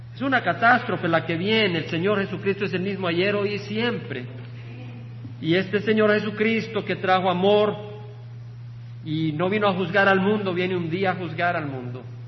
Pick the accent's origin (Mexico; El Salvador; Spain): El Salvador; El país del Salvador, de donde vengo